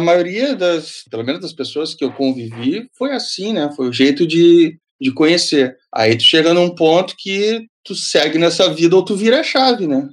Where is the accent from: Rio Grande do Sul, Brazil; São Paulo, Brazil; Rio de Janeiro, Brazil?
Rio Grande do Sul, Brazil; Bagé; eu sou nascido em Bagé, fronteira com o Uruguai